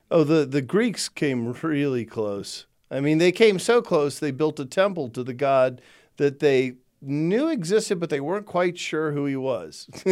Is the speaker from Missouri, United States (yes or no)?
no; Texas, United States; growing up in Texas